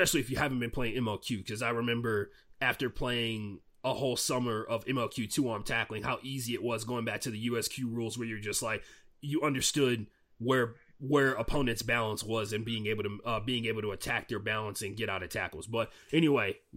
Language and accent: English; Houston, Texas, United States; I'm from Houston